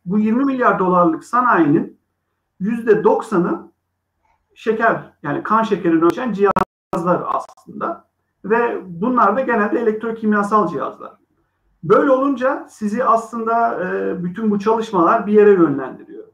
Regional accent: Izmir, Turkey; moved away as an adult; also born or lived in Sweden / United States; İzmirliyim. 1984 yılında İzmir'de doğdum.

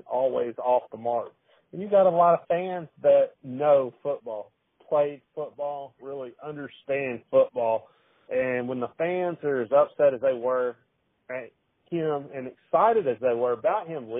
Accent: South Arkansas, United States; moved away as an adult; now in Florida, United States; I grew up in South Arkansas

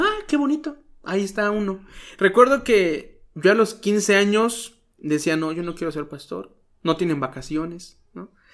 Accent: Chilpancingo, Guerrero, Mexico; now in Cuernavaca, Mexico; nací en Chilpancingo, Guerrero

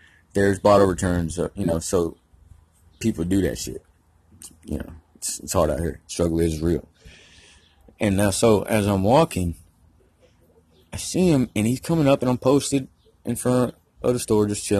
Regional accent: Georgia, United States; I'm from Georgia

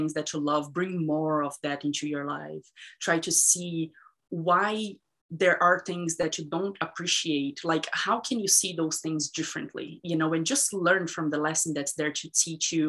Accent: Brazil; moved away; I was raised in Brazil

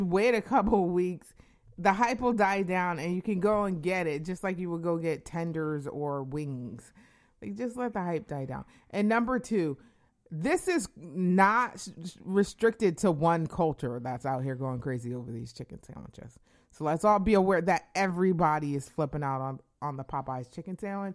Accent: Connecticut, United States; I'm from Connecticut

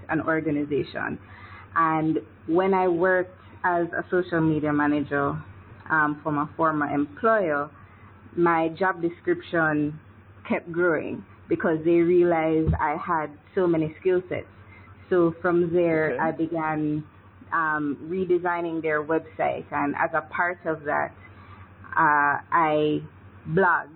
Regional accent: Kingston, Jamaica; born or raised there

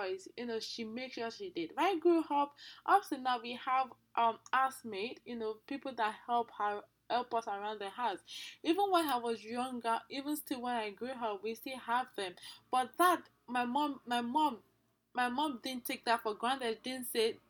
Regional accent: Nigeria; I'm from Nigeria

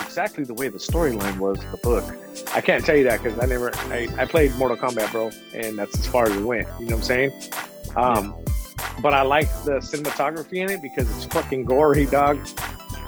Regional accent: San Diego, California, United States; growing up in the San Diego rap scene

